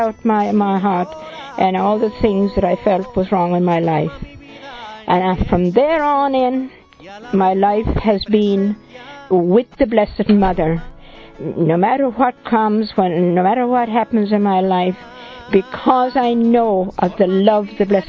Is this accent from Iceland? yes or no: no; Ireland; I come from Ireland